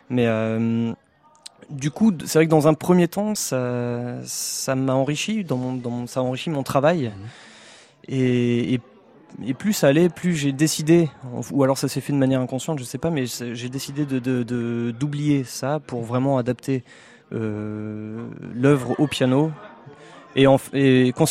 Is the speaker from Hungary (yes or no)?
no; Béthune, Hauts-de-France, France; moved away; also born or lived in Lille / Paris; je viens de Béthune